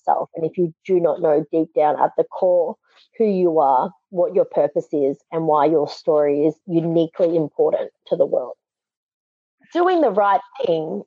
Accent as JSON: {"language": "English", "country": "Australia", "said": "I'm from Australia"}